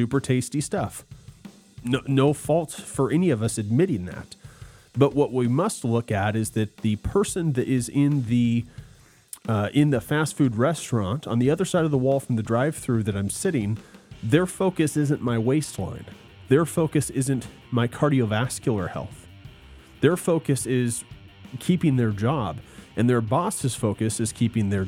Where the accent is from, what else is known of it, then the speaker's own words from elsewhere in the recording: United States; I'm an American, typical American